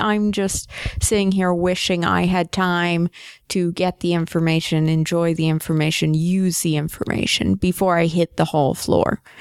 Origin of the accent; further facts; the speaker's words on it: United States; I'm an American, I'm up here in Canada